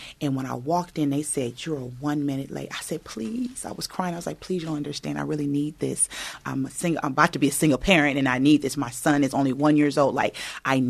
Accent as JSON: {"language": "English", "town": "Inglewood", "region": "California", "country": "United States", "tie": "born or raised there", "said": "I was raised in Inglewood"}